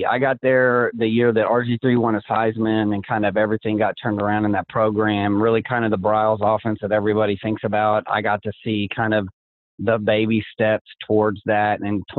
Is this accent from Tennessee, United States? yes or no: no; Liberty, Missouri, United States; moved away; also born or lived in Oklahoma; I'm from Liberty, Missouri, which is in Kansas City.